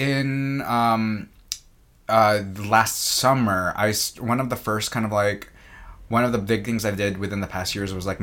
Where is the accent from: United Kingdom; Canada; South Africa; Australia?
Canada; now in United States; I am Canadian